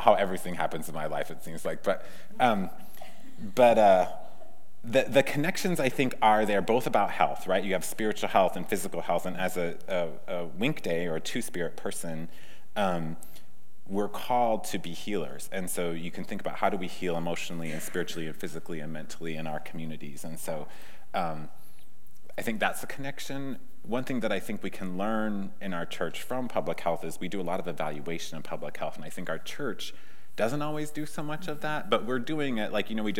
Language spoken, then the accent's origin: English; Sioux Falls, South Dakota, United States; moved away as an adult; also born or lived in Seattle / Minnesota / Wisconsin / Berkeley; I grew up in South Dakota